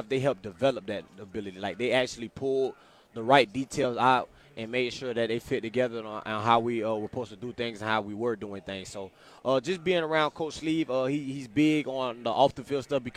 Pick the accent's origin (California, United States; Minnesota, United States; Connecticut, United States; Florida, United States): Florida, United States; moved away as an adult; now in Kansas, United States; I'm from Florida